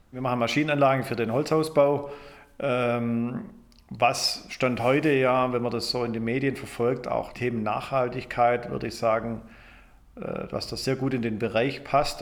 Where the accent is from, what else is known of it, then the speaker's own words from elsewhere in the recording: Germany; moved away as an adult; also born or lived in Michigan, United States; ich komme aber ursprünglich aus Deutschland